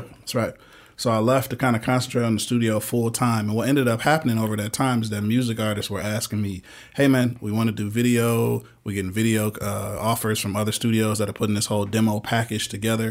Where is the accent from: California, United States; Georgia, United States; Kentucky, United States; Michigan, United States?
Michigan, United States; moved away; I'm originally from Michigan